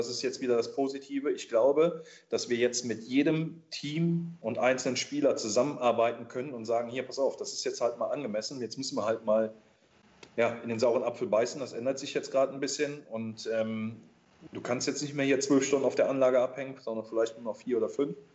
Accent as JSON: {"language": "German", "region": "Rhineland", "country": "Germany", "said": "Nimm, nimm Karneval im Rheinland, ich bin ja Rheinländer, ähm, ich weiß, wie das Karneval abgeht"}